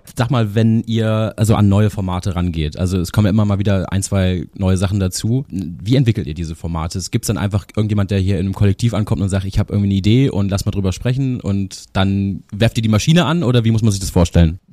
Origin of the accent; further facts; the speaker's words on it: Freiburg im Breisgau, Baden-Württemberg, Germany; ich bin äh, aufgewachsen ja in Freiburg im Breisgau